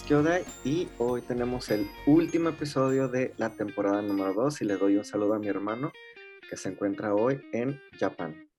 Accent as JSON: {"language": "Spanish", "country": "Mexico", "moved": "yes", "lives_now": "Japan", "said": "Somos mexicanos viviendo en Inglaterra"}